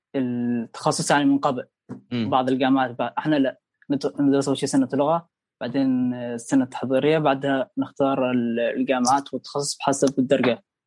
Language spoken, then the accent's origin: Arabic; Oman; moved away as an adult; also born or lived in Leipzig, Germany; now in Germany; احنا ساكنين احنا شباب عمانيين مع بعض